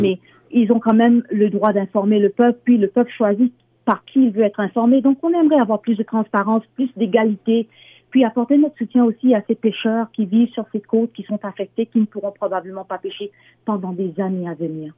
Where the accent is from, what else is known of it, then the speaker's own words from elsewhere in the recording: Mauritius; now in Cambridge, Canada; Je suis, j'habite à Cambridge, en Ontario. Je viens aussi de l'île Maurice